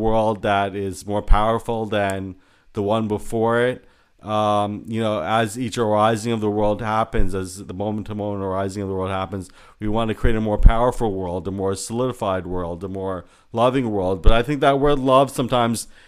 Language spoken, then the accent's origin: English; United States; I'm Indian American, I was born in this country